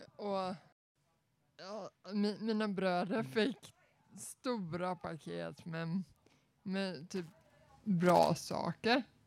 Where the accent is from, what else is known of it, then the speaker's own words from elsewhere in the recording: Småland, Sweden; jag är ju smålänning